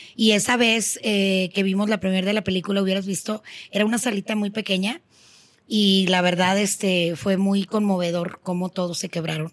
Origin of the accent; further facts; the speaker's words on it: Monterrey, Nuevo León, Mexico; en mi tierra, en Monterrey